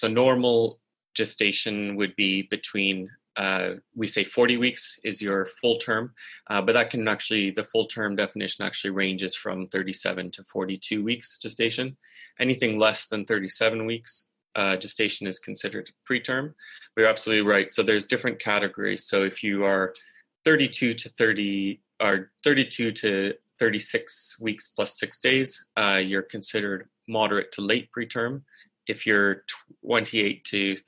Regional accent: Canada; moved away as an adult; now in Oxford, United Kingdom; I'm Canadian.

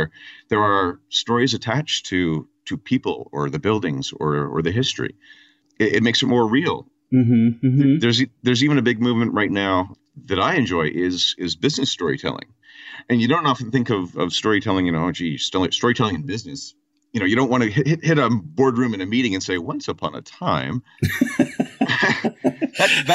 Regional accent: Kitchener-Waterloo, Ontario, Canada; I am from Ontario, and I'm Kitchener-Waterloo, which is about an hour and a half west of Toronto.

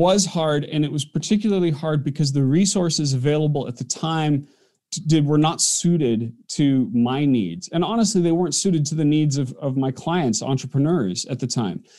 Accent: Orem, Utah, United States; I grew up in Orm, Utah, which is right in the backyard of Provo where he lived.

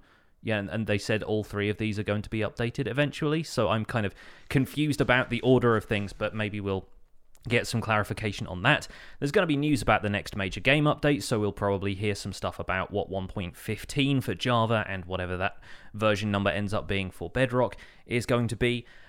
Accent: United Kingdom; which I appreciate being British.

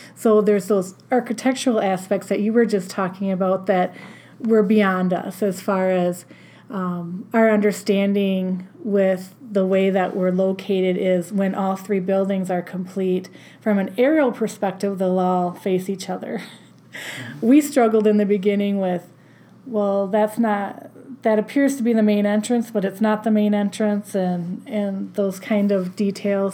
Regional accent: La Crosse, Wisconsin, United States; also born or lived in Storm Lake, Iowa / Albert Lea, Minnesota / Austin, Minnesota; the job opened in my hometown and just made my way back this way to La Crosse County.

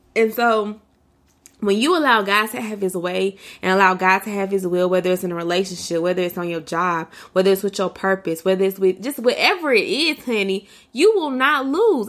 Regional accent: United States; for me as an American, as a black American, as a black woman in America

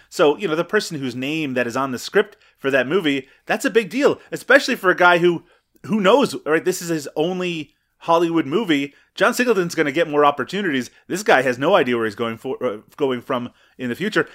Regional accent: Canada; I'm Canadian.

